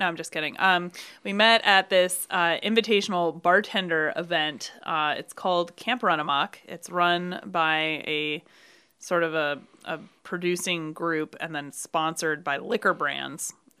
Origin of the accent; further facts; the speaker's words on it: Brooklyn, New York, United States; I'm from Brooklyn